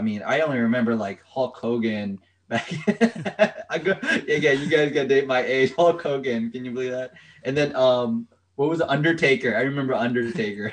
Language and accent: English; Rockville, Maryland, United States; I'm from Rockville, Maryland.